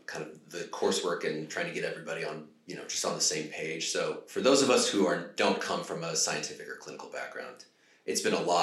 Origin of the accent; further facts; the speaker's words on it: United States; also born or lived in Hollywood; I'm from the United States